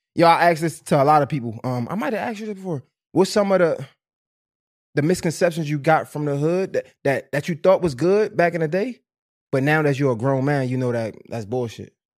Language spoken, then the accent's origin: English; Baltimore, Maryland, United States; I'm on Fulton. I'm over west, right? I'm from over west